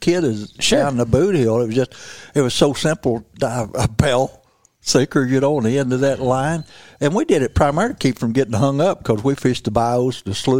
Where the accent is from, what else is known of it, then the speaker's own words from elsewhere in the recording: Mississippi River Delta, Mississippi Delta, United States; now in Ozarks, United States; I came from the Mississippi River Delta down where I was catching 7 or 8 pound largemouth out of bayous on fly rods when I was 10 years old